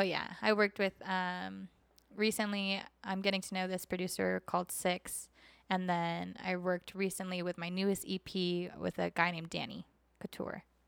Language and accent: English; Oceanside, California, United States; also born or lived in Minnesota; now in Las Vegas, United States; I grew up in Oceanside, California.